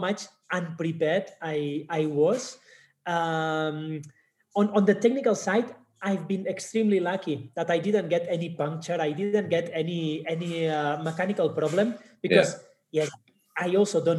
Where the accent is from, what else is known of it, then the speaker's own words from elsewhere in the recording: Barcelona, Catalonia, Spain; moved away as an adult; now in Kenya; I'm originally from Barcelona, Spain, based in Kenya since 2015